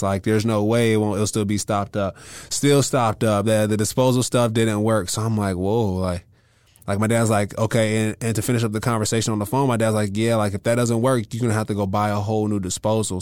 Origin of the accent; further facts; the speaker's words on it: California, United States; I'm from California